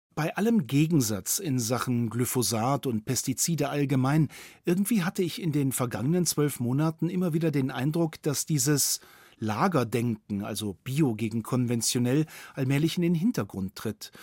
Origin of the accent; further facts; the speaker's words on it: Bavaria, Germany; bei uns in Bayern